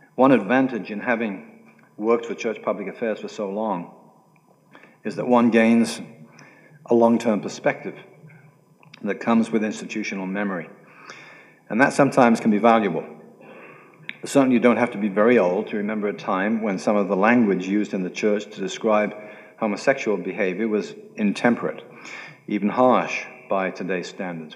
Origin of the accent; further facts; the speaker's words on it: United Kingdom; I'm British